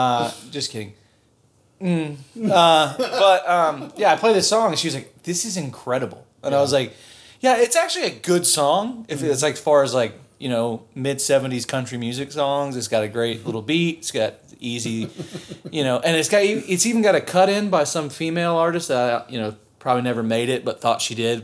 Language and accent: English; Folly Beach, South Carolina, United States; I'm from Folly Beach, where are you?